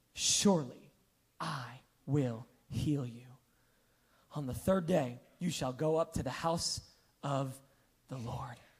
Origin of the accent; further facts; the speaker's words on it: New York, United States; growing up on New York